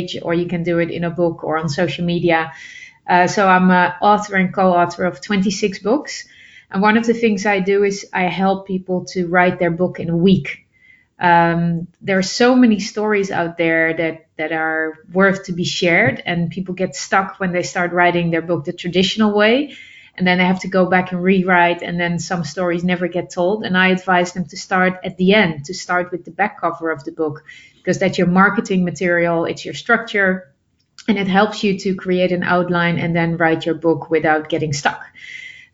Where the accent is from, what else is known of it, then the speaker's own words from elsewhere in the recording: Netherlands; I'm originally from the Netherlands